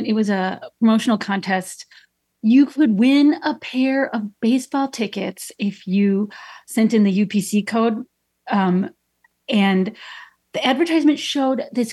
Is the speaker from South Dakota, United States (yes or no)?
no; Chicago, Illinois, United States; I'm from Chicago. I grew up on the Southwest side